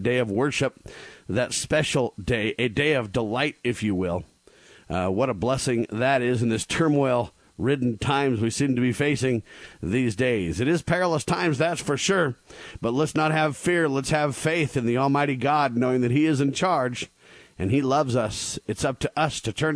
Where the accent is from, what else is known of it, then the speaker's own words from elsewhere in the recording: United States; the United States, where I live, my home country